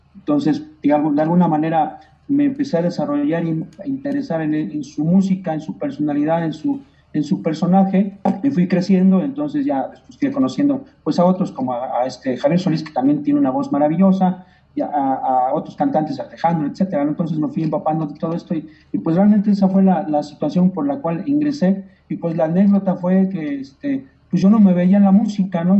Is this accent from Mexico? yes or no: yes; Mexico; yo como mexicano